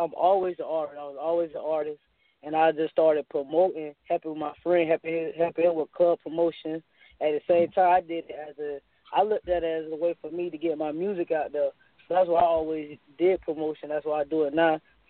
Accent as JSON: {"language": "English", "town": "Tampa", "region": "Florida", "country": "United States", "tie": "born or raised there", "said": "Yeah, I'm born and raised in Tampa, man. 813."}